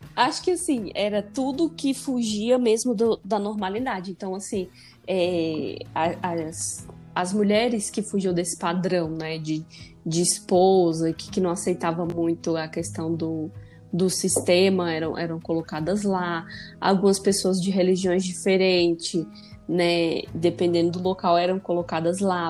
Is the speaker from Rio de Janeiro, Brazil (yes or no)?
no; Ceará, Brazil; now in São Paulo, Brazil; lá no meu país, Ceará